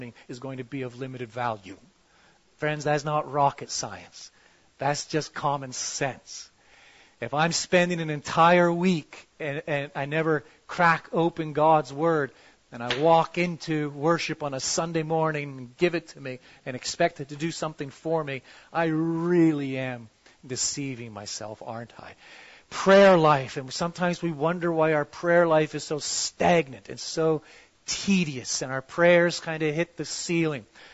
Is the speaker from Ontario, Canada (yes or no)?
yes; Toronto, Ontario, Canada; I'm from Toronto